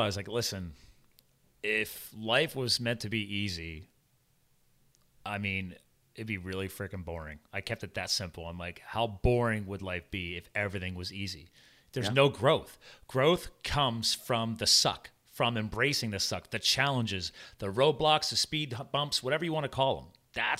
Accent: New Jersey, United States; born there; I was born in Jersey.

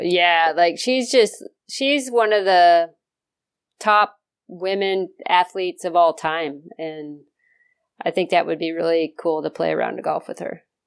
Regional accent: the West, United States; moved away; I grew up out in the West

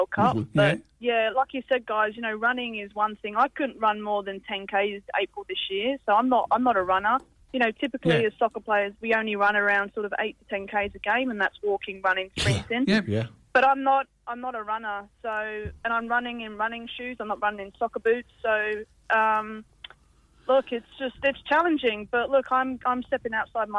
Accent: England, United Kingdom; being English

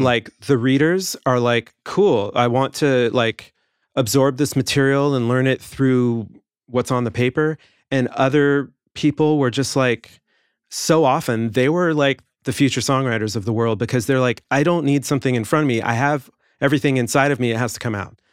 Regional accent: Los Angeles, California, United States; also born or lived in England; I grew up in the Valley and took lessons out in the Valley

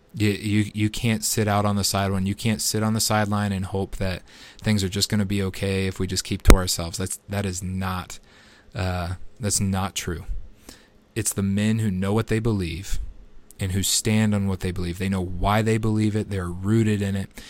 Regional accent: United States; as an American citizen

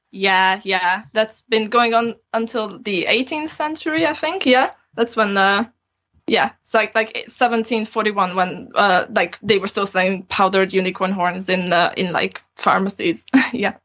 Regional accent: Transylvania, Romania; moved away as an adult; now in Aberystwyth, United Kingdom; I grew up in Transylvania and I have both Hungarian and Romanian citizenship. I just came here to study originally

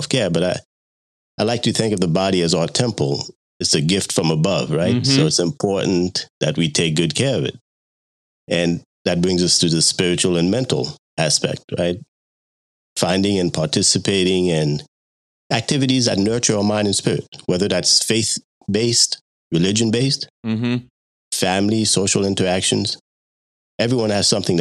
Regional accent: Long Island, New York, United States; moved away as an adult; also born or lived in Haiti; now in Virginia, United States; I was born in Haiti. And my family immigrated to the United States when I was 9 years old. And of course, I'm a naturalized citizen and grew up in New York

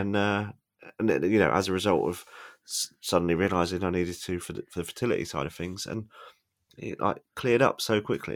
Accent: Devon, South West England, United Kingdom; moved away as an adult; also born or lived in London; I grew up in De- a coastal town in Devon

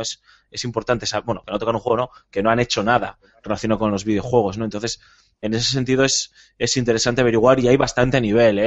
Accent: Spain; como somos españoles

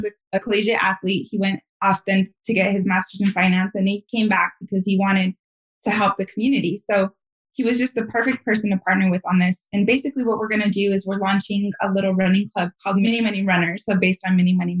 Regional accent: San Luis Valley, Southern Colorado, United States; moved away; a lot of the kids that grew up where I grew up, which is in Southern Colorado in the San Luis Valley

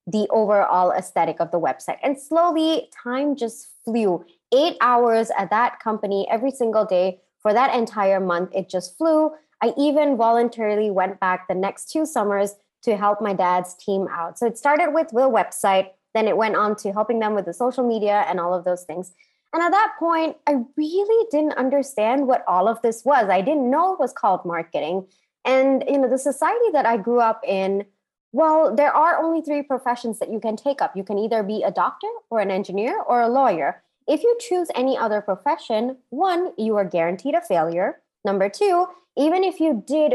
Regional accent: Singapore; moved away; also born or lived in India / United States; I grew up in Singapore.

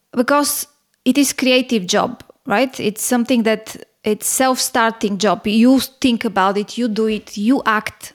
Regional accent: Bulgaria; moved away as an adult; also born or lived in Singapore / Hong Kong; now in Athens, Greece; I was born in Bulgaria, and by the time I was born, it was behind the Iron Curtain

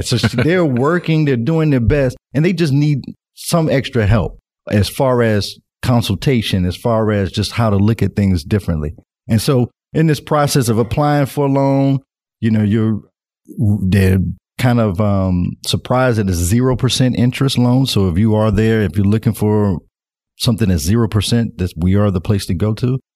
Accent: Nashville, Tennessee, United States; moved away as an adult; now in Northwest Arkansas, United States; I'm originally from Nashville, Tennessee, and I moved to Northwest Arkansas about three, four years ago

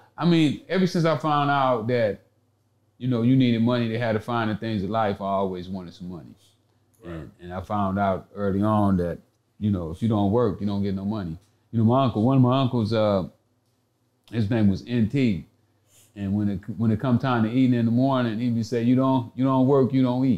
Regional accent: Tyler, Texas, United States; moved away; I was born here in East Texas. Tyler, to be exact.

